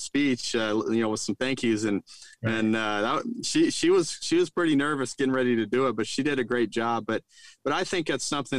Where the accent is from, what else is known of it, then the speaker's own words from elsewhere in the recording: Roswell, New Mexico, United States; now in Stillwater, United States; where I grew up in Roswell